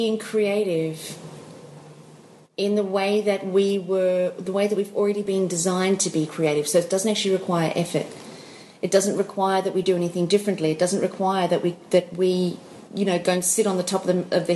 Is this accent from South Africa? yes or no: yes; South Africa; moved away; I'm South African. And for those of you guys who didn't know that, I was born in South Africa.